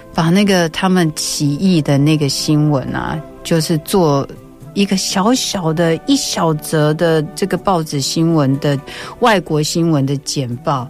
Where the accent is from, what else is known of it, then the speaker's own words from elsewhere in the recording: Taiwan; 我是一个台湾出生长大的女孩